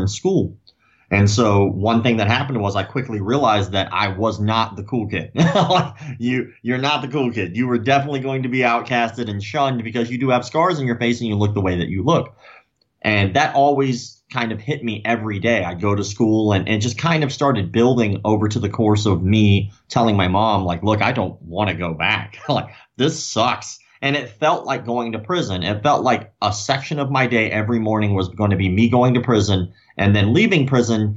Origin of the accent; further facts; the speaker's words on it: Florida, United States; I was born in Florida. You know, I'm still in the same city I was born in.